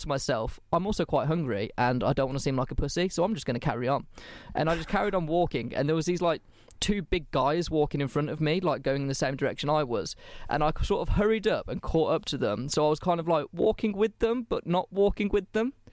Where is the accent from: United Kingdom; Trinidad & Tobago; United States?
United Kingdom; England; I'm English